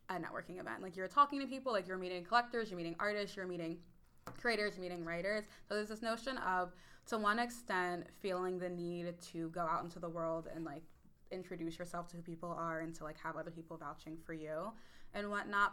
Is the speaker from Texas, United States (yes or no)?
no; Warrington, Pennsylvania, United States; I grew up in Warrington, Pennsylvania, which is about 40 minutes north of Philadelphia